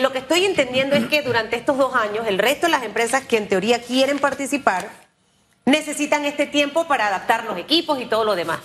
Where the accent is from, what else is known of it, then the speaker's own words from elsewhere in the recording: Panama; como panameña